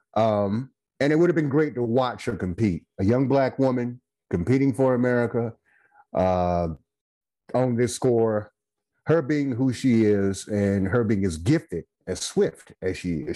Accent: Goldsboro, North Carolina, United States; now in Winston-Salem, United States; I hail from Goldsboro, North Carolina. I live in Winston-Salem, North Carolina

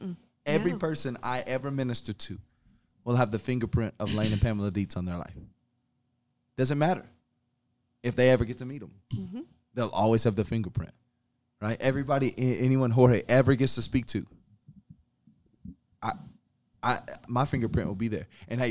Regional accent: Alabama, United States; moved away; I'm from Alabama

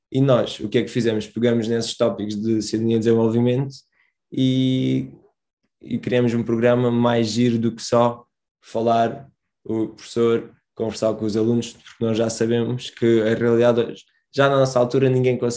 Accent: Portimão, Algarve, Portugal; sou de Portimão

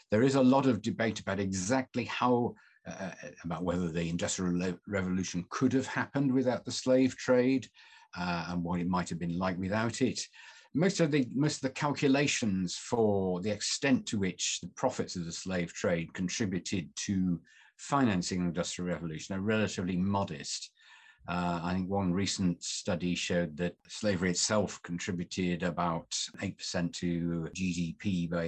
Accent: Manchester, North West England, United Kingdom; I'm from Manchester, so I'm a Mancunian and a Lancastrian.

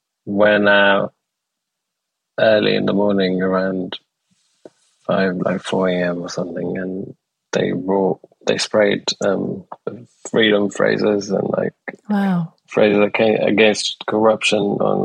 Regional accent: Aleppo, Aleppo Governorate, Syria; also born or lived in Damascus / Homs; So I was born in Damascus, lived there for 3 years or 4 years, and then we moved to another city, Homs, and then we moved to Aleppo, and like we moved within Aleppo.

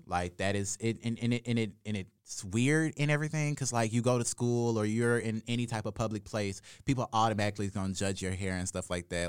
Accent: Jackson, Mississippi, United States; I'm from Jackson, Mississippi

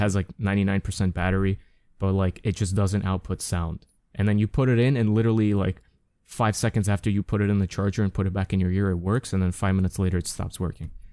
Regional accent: United States; I'm American

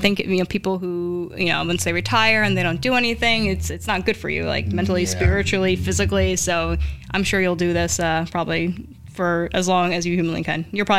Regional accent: Newark, New Jersey, United States; I grew up in Newark

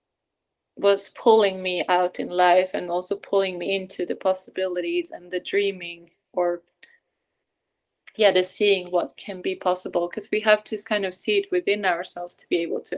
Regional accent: Sweden; moved away; also born or lived in Norway; being Swedish or born in Norway, but growing up in Sweden

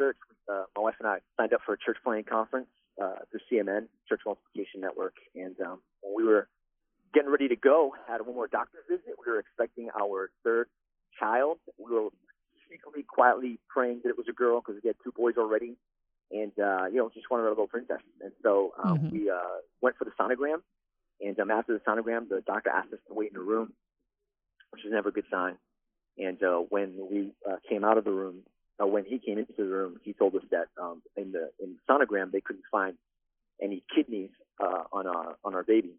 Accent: New York, United States; now in Central Florida, United States; I grew up in New York.

